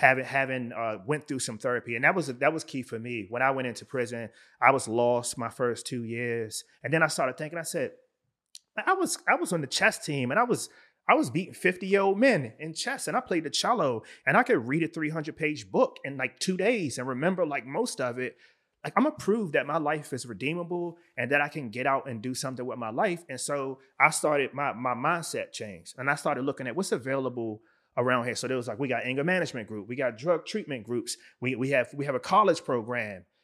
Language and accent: English; Washington, District of Columbia, United States; now in Baltimore, United States; I was born and raised in Washington, D C.